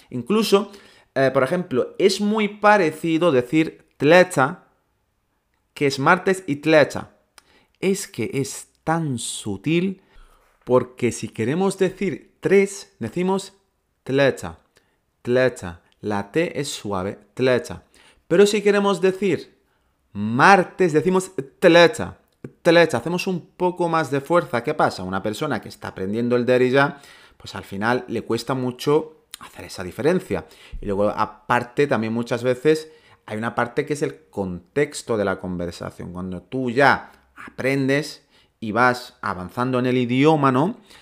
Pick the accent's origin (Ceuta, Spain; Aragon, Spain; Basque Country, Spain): Ceuta, Spain; en nuestro caso somos de Ceuta y hablamos el mismo dialecto, decimos tlacha